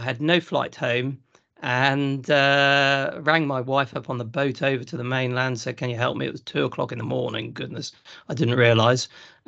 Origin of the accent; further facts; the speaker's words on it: East Midlands, United Kingdom; So my background, I'm from Lincolnshire, South Lincolnshire, between Boston and Spalding. So I grew up on a family farming business, and we were specialising in vegetables, but the thing that was making the money was potatoes.